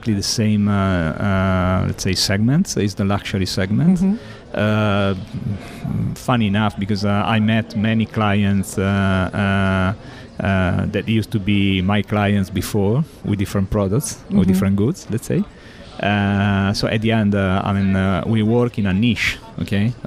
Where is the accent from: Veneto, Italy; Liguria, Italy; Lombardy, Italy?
Liguria, Italy; La Spezia; English is a second language; in Italia, I was born at seaside in La Spezia, close to... La Spezia is an area, is in Liguria